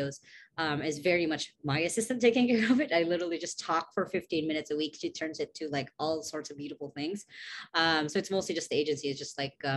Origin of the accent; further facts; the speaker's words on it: Cebu City, Central Visayas, Philippines; I am from Cebu City, Philippines